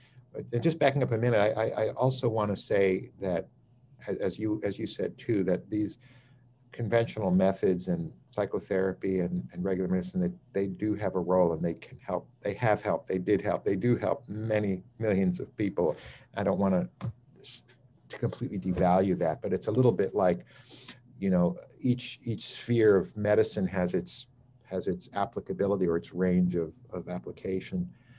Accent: New York City, New York, United States; I grew up in New York City. I went to the Bronx High School of Science.

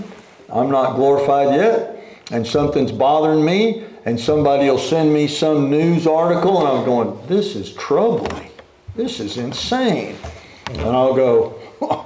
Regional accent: Oklahoma, United States; where we grew up in Oklahoma

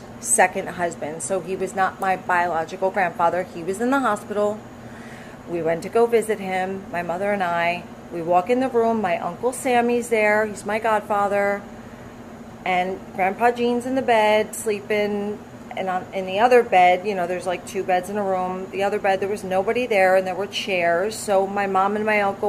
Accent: Newark, New Jersey, United States; also born or lived in Belleville, New Jersey; I grew up in Newark and then Belleville.

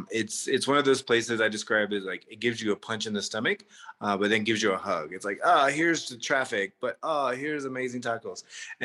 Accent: Tennessee, United States; also born or lived in Portland, Oregon; now in Mexico City, Mexico; I'm originally from Tennessee, but I left there many, many years ago. And I was living in Portland, Oregon

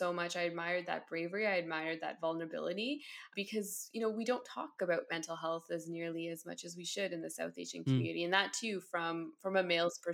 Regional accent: Ottawa, Ontario, Canada; I am born and bred in Ottawa, Ontario, here in Canada.

